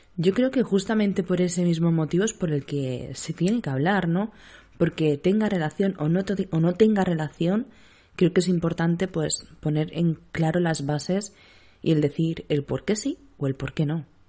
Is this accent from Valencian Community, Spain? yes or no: no; Seville, Andalusia, Spain; now in Cádiz, Spain; aunque mi acento ya lo, dice todo, soy de Sevilla. Soy sevillana, afincada en Cádiz